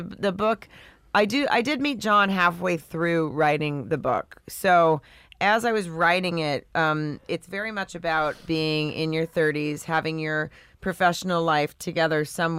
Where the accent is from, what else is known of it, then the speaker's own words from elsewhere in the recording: the South, United States; And I'm from the South, so I was supposed to be married at, you know, 20